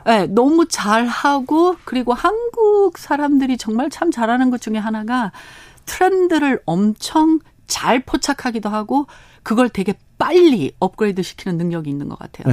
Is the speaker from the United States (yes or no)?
yes; Los Angeles, California, United States; Korean is a second language; moved away as an adult; now in South Korea; 저희는 캘리포니아 LA에서 태어났습니다